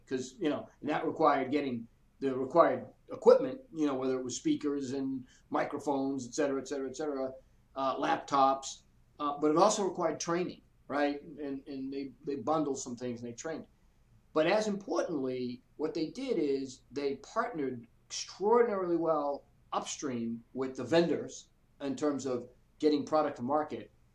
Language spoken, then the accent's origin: English; Boston, Massachusetts, United States; moved away as an adult; now in Atlanta, United States; I grew up in the Boston area, kind of lower middle class